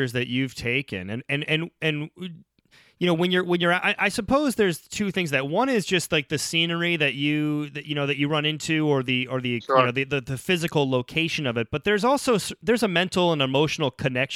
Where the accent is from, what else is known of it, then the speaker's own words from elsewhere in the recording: Ohio, United States; now in Chicago, United States; I'm a northern kid, grew up in Ohio, live in Chicago